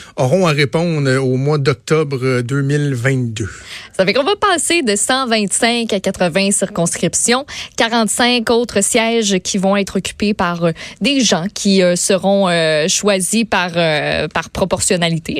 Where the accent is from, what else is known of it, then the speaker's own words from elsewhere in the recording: Quebec, Canada; en tant que Québécois